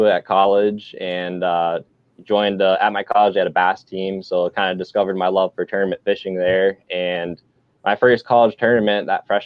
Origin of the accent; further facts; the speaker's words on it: New York City, New York, United States; moved away as an adult; I was born and raised in Brooklyn, lived there till I was 18